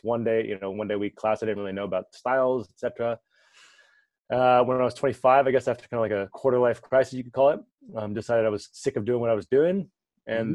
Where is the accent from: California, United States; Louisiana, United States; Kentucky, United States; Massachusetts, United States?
California, United States; I'm originally from California